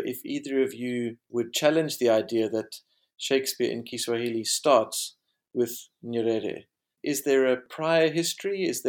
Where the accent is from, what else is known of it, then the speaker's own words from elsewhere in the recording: South Africa; this is betraying my bias as a South African